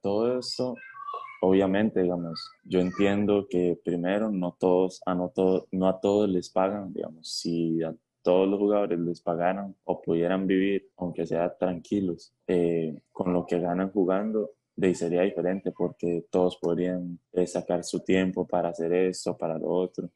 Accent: Costa Rica; nosotros como ticos

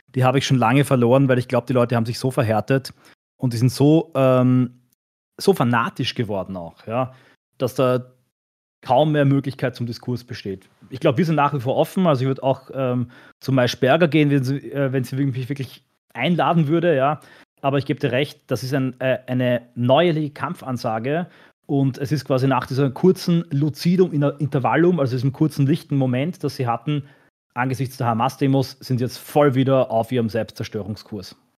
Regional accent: Austria; ich bin als Österreicher

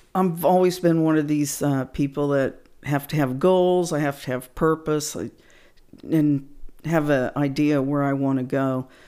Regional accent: Wichita, Kansas, United States; now in San Antonio, United States; I was in my hometown of Wichita, Kansas

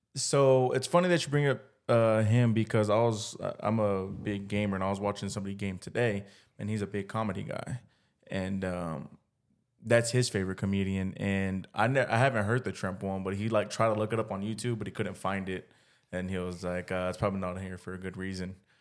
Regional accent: Pflugerville, Texas, United States; we're from, like, Pflugerville

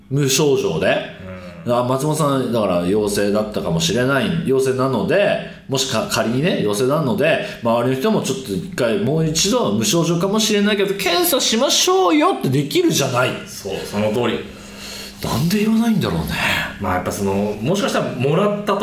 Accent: Akita, Japan; accent: Akita dialect; 秋田弁出ちゃったべな

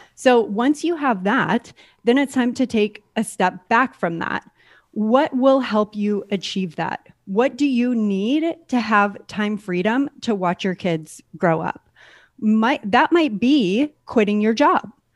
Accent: San Diego, California, United States; moved away as an adult; also born or lived in San Francisco / Maine; I grew up in California, Southern California, San Diego, to be exact.

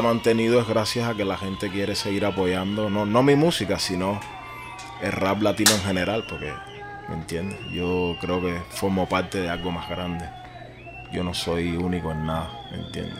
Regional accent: Havana, Cuba; moved away as an adult; also born or lived in Caracas, Venezuela; now in Barcelona, Spain; Yo nací en La Habana, soy un tipo cualquiera como cualquier cubano que nació en el 82 en La Habana.

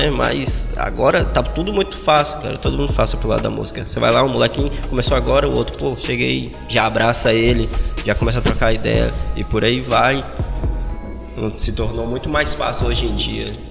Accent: Monte Castelo, Brazil; eu morava no Monte Castelo, foi aonde eu fui criado desde moleque.

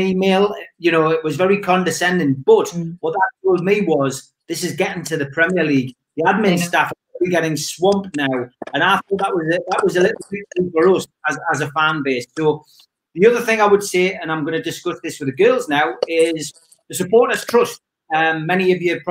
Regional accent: Newcastle upon Tyne, North East England, United Kingdom; accent: Geordie; I'm from Newcastle

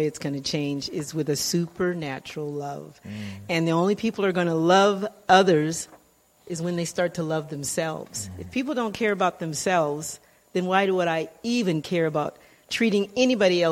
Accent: California, United States; also born or lived in Louisiana; raised in California

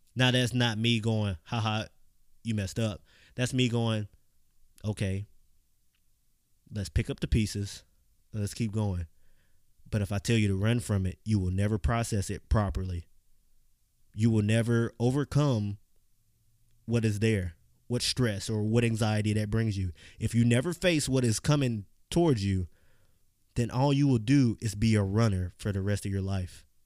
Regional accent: Clinton, Mississippi, United States; I grew up in Clinton, Mississippi

